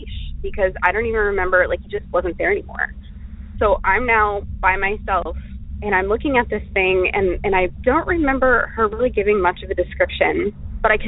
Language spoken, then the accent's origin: English; Florida, United States; moved away; I was raised in Florida